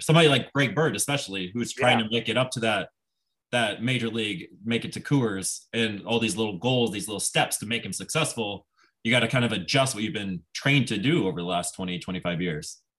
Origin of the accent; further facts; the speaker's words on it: Nebraska, United States; moved away as an adult; I grew up in Nebraska.